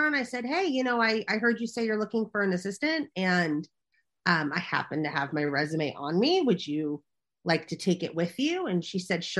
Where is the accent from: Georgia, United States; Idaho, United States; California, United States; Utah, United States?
California, United States; Los Angeles; also born or lived in New York; I grew up in Los Angeles, or Hollywood, so to speak